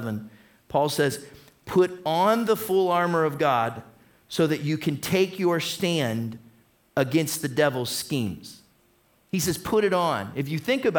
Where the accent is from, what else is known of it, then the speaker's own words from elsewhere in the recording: Toledo, Ohio, United States; We're from Toledo.